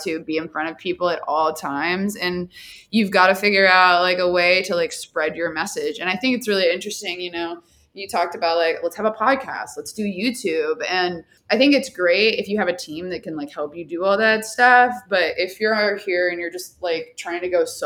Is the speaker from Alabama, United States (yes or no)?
no; Dallas, Texas, United States; I'm from Dallas